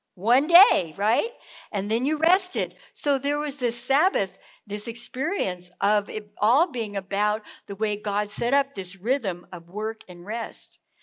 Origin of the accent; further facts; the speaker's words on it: California, United States; moved away; also born or lived in South Carolina; growing up in California